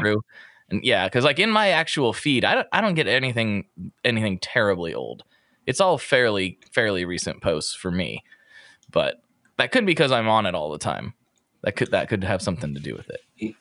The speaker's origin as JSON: {"language": "English", "town": "Portland", "region": "Oregon", "country": "United States", "said": "I'm like, Portland"}